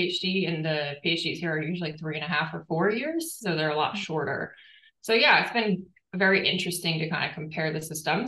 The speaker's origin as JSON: {"language": "English", "country": "United States", "also_born_or_lived": "Boston", "moved": "as an adult", "lives_now": "Townsville, Australia", "said": "as an American"}